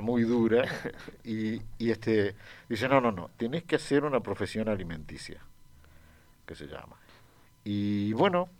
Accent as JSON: {"language": "Spanish", "country": "Uruguay", "tie": "born or raised there", "said": "yo crecí en Uruguay"}